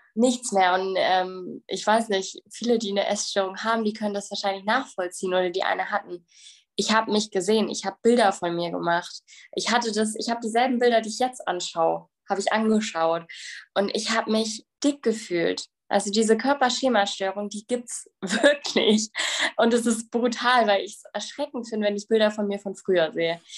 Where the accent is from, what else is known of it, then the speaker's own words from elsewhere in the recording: Bavaria, Germany; ich komme aus Bayern.